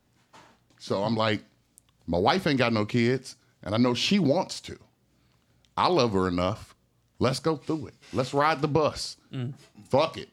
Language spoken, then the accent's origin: English; Indianapolis, Indiana, United States; I grew up in Brightwood, off of the 25th and Keystone out there, like out east